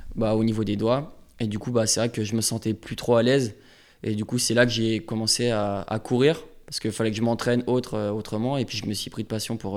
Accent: Évian-les-Bains, Auvergne-Rhône-Alpes, France; je suis né à Evian.

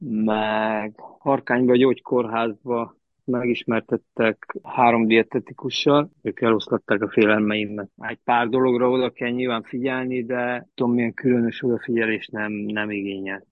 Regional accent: Lăzarea, Harghita County, Romania; moved away; also born or lived in Reghin, Romania; Szászrégenben születtem, gyerekkoromat az Gyergyó Szárhegyen töltöttem

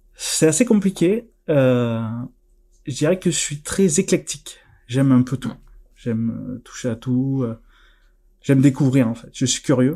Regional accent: near Narbonne, the South, Occitania, France; accent: southern; je suis originaire euh, du Sud, à côté de Narbonne, ça s'entend peut-être un petit peu

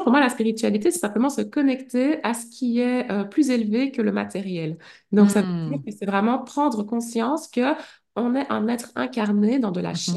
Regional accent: Liège, Wallonia, Belgium; also born or lived in Brussels / Huy; je suis partie vivre à Bruxelles parce que je suis liégeoise

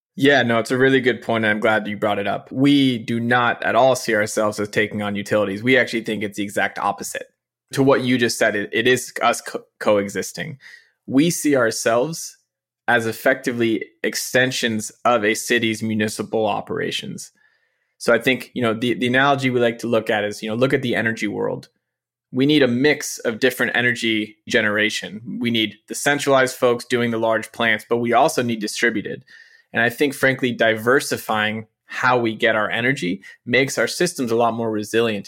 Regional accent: San Francisco, California, United States; I'm born and raised here, which in the tech era is increasingly rare to have people who are actually born and raised in San Francisco and still live in San Francisco

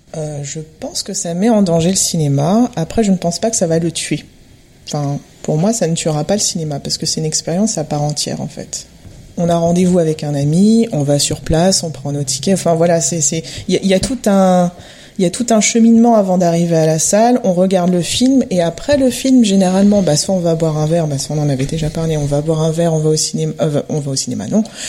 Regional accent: Montreuil, Île-de-France, France; je suis basée à Montreuil et bah, j'ai grandi à Montreuil

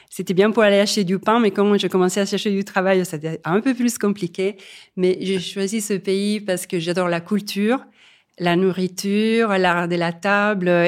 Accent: Italy; moved away as an adult; je suis partie de l'Italie euh, assez tôt, après mes études et en expérience aussi au CNRS de Venise, parce que j'avais envie aussi de découvrir le monde. Et au fur et à mesure que les années passent, ça me donne de plus en plus envie de revenir dans mon pays d'origine

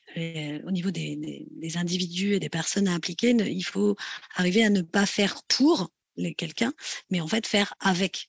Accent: France; chez nous en France

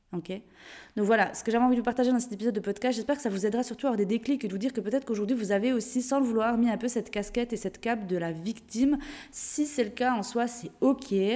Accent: Jura, Switzerland; moved away; de base je viens de Suisse, du Jura, une, petite, une, petite, région en Suisse. Et c'est vrai que j'ai un bon accent qu'apparemment même avec le voyage, je ne perds pas

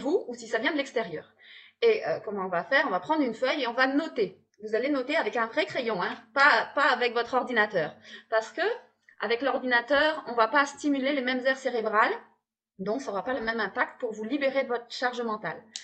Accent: Hauts-de-France, France; accent: ch'ti; il y a la bière aussi dans les Hauts-de-France, hein, les ch'tis. Il y a aussi notre accent.

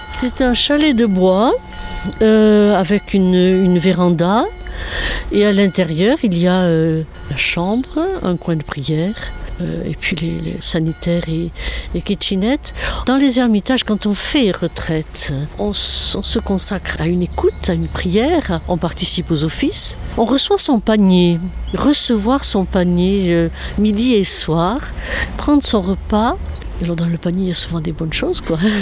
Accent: south-west France, France; accent: un petit accent du sud-ouest; now in Versailles, France; je viens du sud-ouest, donc vous allez entendre un petit accent qui demeure

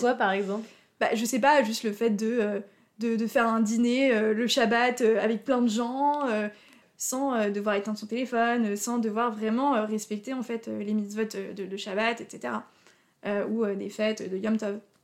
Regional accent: Haut-Rhin, Alsace, Grand Est, France; moved away as an adult; also born or lived in Paris suburbs; j'ai grandi en Alsace, mais j'ai pas grandi vers Strasbourg où il y a plus de, enfin où il y a une grande communauté juive. J'ai grandi plutôt du côté du Haut-Rhin

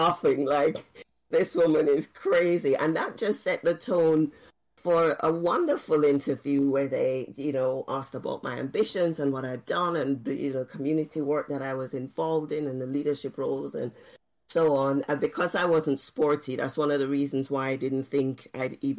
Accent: Jamaica; moved away as an adult; also born or lived in Oxford, United Kingdom; growing up in Jamaica. I never ever thought I would live outside of Jamaica

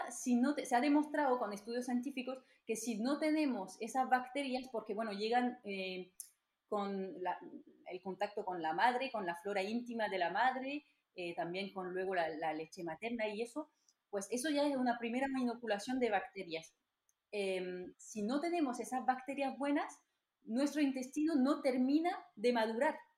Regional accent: France; Spanish is a second language; moved away as an adult; now in Almería, Spain; entonces soy francesa, como lo habéis escuchado ya seguro.

